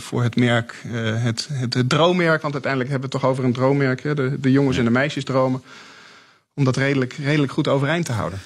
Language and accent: Dutch; Netherlands; now in Stuttgart, Germany; als Nederlander in, in, in het buitenland woont, in Stuttgart